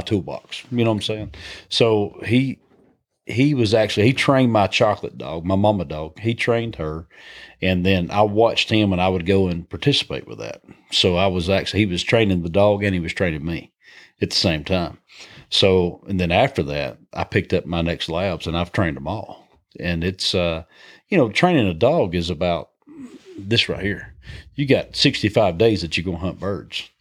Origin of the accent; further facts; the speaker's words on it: High Point, Georgia, United States; accent: Southern twang; we, we grew up in North Georgia, Northwest Georgia, a little community called High Point, Georgia. And, um, That's where I, I was raised